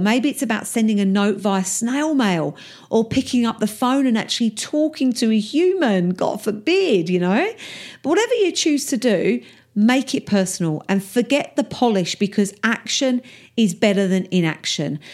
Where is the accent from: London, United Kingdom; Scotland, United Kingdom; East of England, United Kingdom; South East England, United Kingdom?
East of England, United Kingdom; Essex; my accent is a little rough around the edges because I'm from Essex in England and that's how we talk